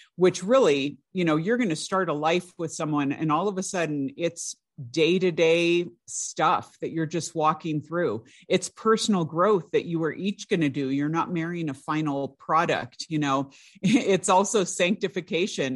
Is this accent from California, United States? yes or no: yes; California, United States; I grew up in California, I went to the California public schools